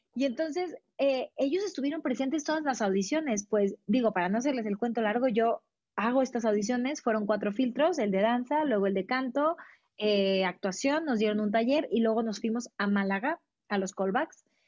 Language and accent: Spanish; Mexico; yo soy orgullosamente mexicana